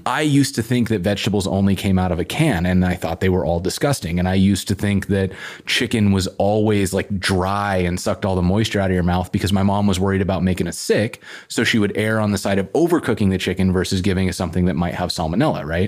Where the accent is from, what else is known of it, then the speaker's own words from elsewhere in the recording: Whitefish, Montana, United States; also born or lived in Missoula, Montana; now in Portland, United States; I grew up in Whitefish, which is up by Glacier National Park